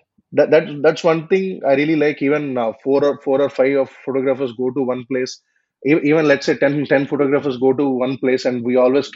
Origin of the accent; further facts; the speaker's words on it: India; my hometown and its surroundings